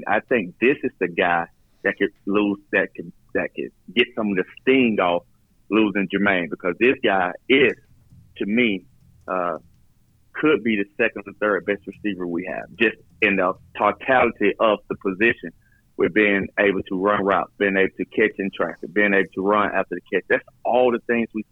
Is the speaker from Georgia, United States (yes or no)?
yes; Middle Georgia, United States; I'm from Middle Georgia.